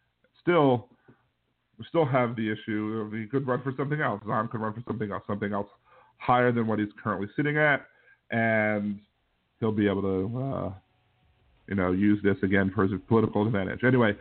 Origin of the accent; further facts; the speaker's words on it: Kenner, Louisiana, United States; I'm from Kennebra, and that's the joke down here, just in case you didn't know.